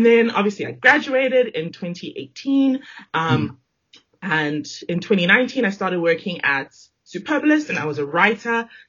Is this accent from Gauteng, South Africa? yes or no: yes; Johannesburg, Gauteng, South Africa; moved away as an adult; also born or lived in Zimbabwe; now in Cape Town, South Africa; about 2.5-3 years later, we moved to Johannesburg. And that is where all of my formative years were based. I grew up there.